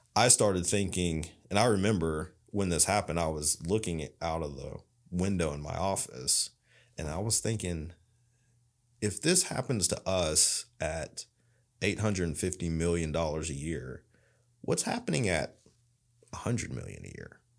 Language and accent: English; Loudon, Tennessee, United States; I grew up in Loudoun, Tennessee.